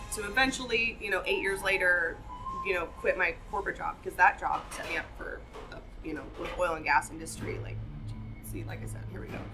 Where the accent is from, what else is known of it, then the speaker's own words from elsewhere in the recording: Buffalo, Wyoming, United States; moved away as an adult; also born or lived in Bozeman, Montana / Sheridan, Wyoming; I'm going to go home back to Wyoming, where I'm from. I'm from Buffalo, Wyoming.